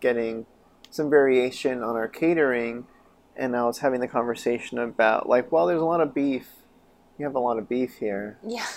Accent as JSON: {"language": "English", "town": "Chama", "region": "New Mexico", "country": "United States", "tie": "born or raised there", "moved": "yes", "said": "I, I grew up there."}